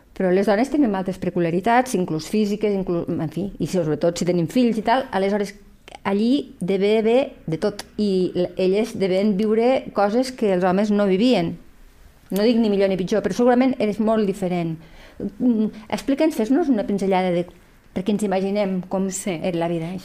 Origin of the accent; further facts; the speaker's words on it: Lleida, Catalonia, Spain; som dones de Lleida aquí